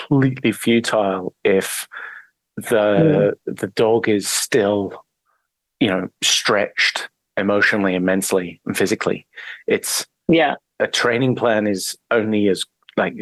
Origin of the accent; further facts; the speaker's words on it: English countryside, England, United Kingdom; moved away as an adult; I'm English. I grew up in the English countryside